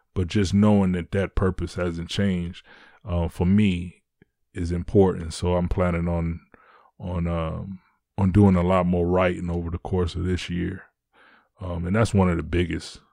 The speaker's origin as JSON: {"language": "English", "town": "Detroit", "region": "Michigan", "country": "United States", "tie": "born or raised there", "said": "I live in Detroit. I'm from Detroit"}